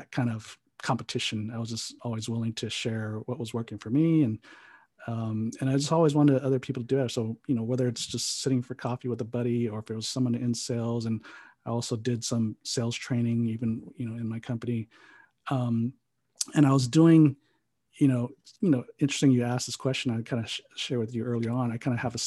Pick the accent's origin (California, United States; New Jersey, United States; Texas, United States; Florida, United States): California, United States; San Jose; also born or lived in Hawaii; now in Pasadena, United States; I was actually born on the Big Island of Hawaii. So I'm an island boy. And then my dad was a pastor, so we traveled around a few islands before we actually made our way to San Jose, California when I was 9. And then that's pretty much where I grew up